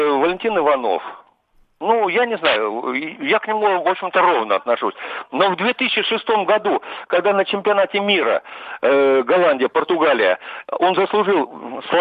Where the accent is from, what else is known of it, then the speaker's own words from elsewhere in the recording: Voronezh, Voronezh Oblast, Russia; Я из Воронежа.